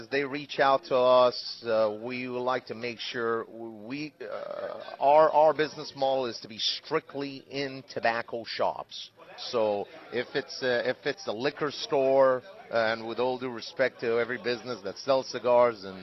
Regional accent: United States; as an American, I uh, and as we know as business people, there's always two things in the in the business world.

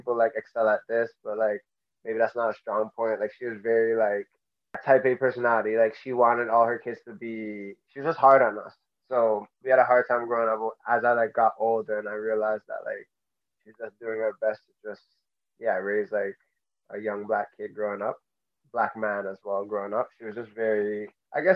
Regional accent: Mississauga, Ontario, Canada; I grew up in Mississauga, Ontario

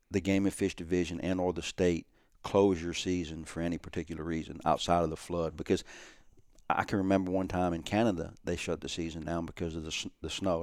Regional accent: South Louisiana, United States; my childhood growing up in South Louisiana on trawl boats

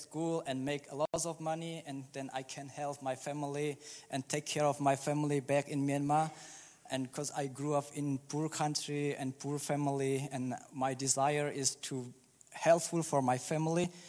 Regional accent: Czechia; English is a second language; And when uh, I was uh, 12, I moved to Czech Republic as a refugee, and uh, I grew up in Czech Republic

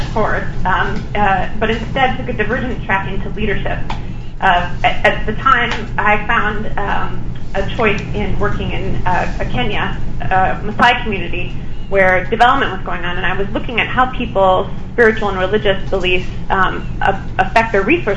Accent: Madison, Wisconsin, United States; I grew up in Madison, Wisconsin

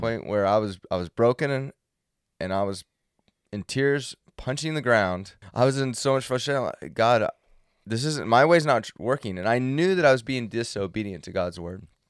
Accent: Central California, United States; I grew up in Central California where there was no snow industry

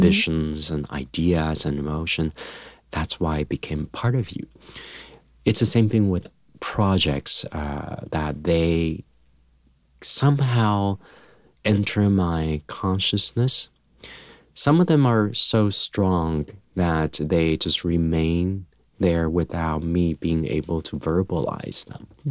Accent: Taiwan; moved away; when I was young, um, growing up in Taiwan

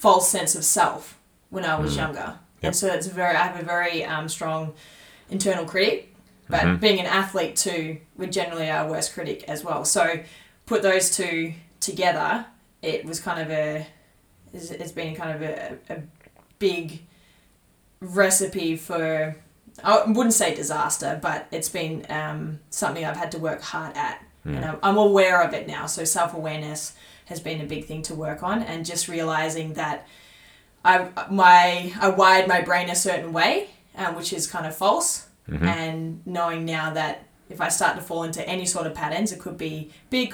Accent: Tallygaroopna, near Mooroopna/Shepparton, Victoria, Australia; moved away; I grew up on a farm in Talamba

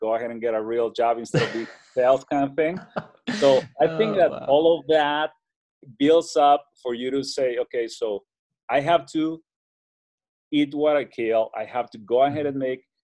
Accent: Ciudad Juárez, Chihuahua, Mexico; I was born and raised in Mexico on the border with El Paso, Texas. So on the other side in the city called Juarez

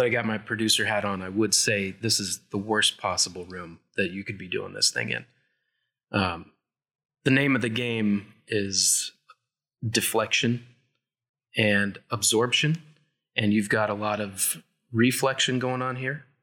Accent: Flagstaff, Arizona, United States; moved away as an adult; I'm from Flagstaff

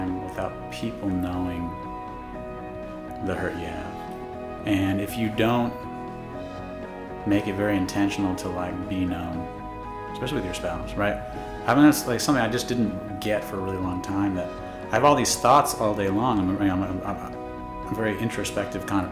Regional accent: Corona, California, United States; moved away as an adult; now in College Station, United States; I'm from originally from Corona, California

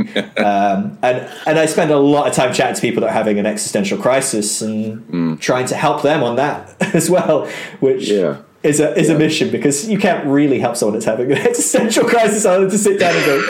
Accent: Aberdeen, Scotland, United Kingdom; But eventually we settled up in Aberdeen, which is right in the north of Scotland. I'm actually Scottish, believe it or not. My accent isn't very Scottish anymore.

